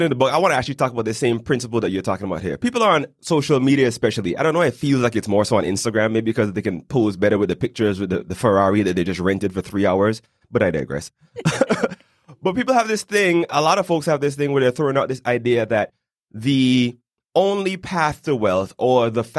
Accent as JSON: {"language": "English", "country": "British Virgin Islands", "lives_now": "Panama City, Panama", "said": "I'm originally from the British Virgin Islands, but after living in about 5 different countries, I've now settled in Panama City."}